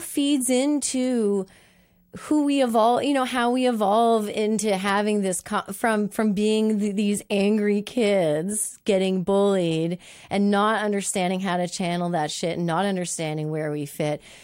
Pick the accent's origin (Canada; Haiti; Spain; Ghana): Canada; Moncton, New Brunswick; now living in my hometown of Moncton